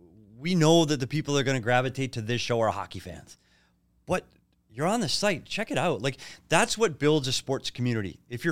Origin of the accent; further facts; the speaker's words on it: Minnesota, United States; And I'm not naive enough to know that I'm from Minnesota.